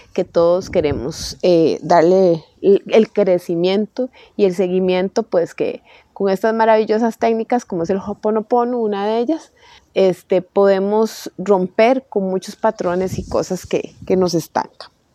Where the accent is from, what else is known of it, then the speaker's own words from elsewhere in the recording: Costa Rica; soy de Costa Rica